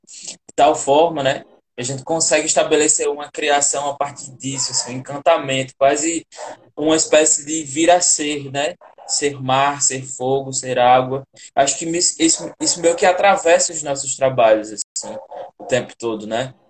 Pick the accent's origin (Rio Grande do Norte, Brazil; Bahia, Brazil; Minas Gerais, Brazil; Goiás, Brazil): Rio Grande do Norte, Brazil; Janduís; moved away as an adult; eu que venho do sertão profundo aqui do estado, né? Sou do estado de Janduís, lá interiorzão mesmo, Médio Oeste, seca.